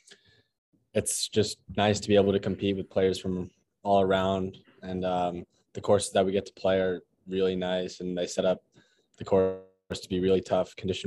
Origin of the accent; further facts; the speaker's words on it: San Diego, California, United States; From San Diego, California.